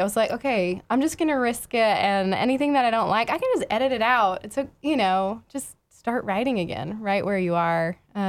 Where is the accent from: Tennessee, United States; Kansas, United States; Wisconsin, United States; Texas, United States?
Texas, United States; Houston; moved away as an adult; also born or lived in Vancouver; I grew up in Houston, so that was kind of the only beautiful thing to look at in the suburbs of Houston.